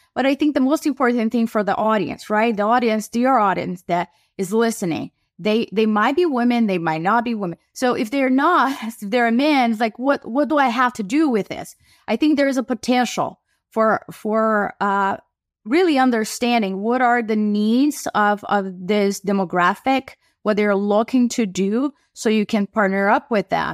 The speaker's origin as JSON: {"language": "English", "country": "Brazil", "moved": "yes", "lives_now": "United States", "said": "I am an immigrant from Brazil who moved to the U.S."}